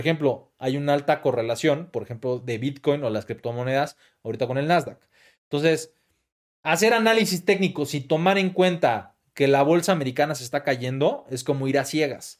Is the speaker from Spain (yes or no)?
no; Mexico; como mexicano